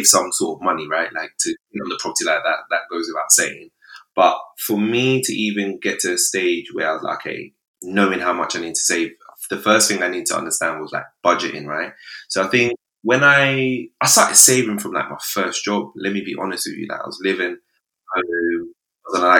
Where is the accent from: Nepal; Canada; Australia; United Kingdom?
United Kingdom; London; I'm originally, I grew up in Camberwell, mostly Southeast London